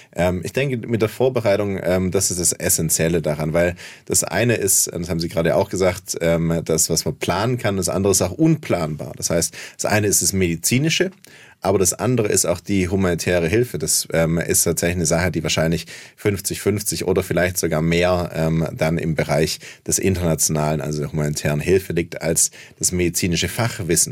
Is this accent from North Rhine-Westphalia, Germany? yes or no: no; Heilbronn, Baden-Württemberg, Germany; auf dem Gaffenberg in Heilbronn, wo ich herkomme